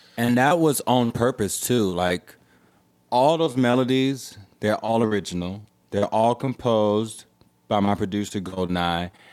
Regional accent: Houston, Texas, United States; I grew up in Third Ward, Houston, Texas, and I feel very lucky to come from there

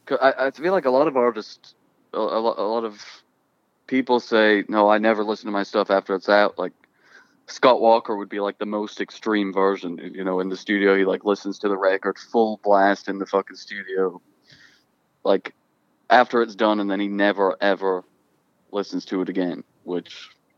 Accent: Ireland; moved away; also born or lived in Croydon, England; I was born there, and I lived there until I was four, until they broke up. And then when I was four, me and my mother went back to Ireland to live

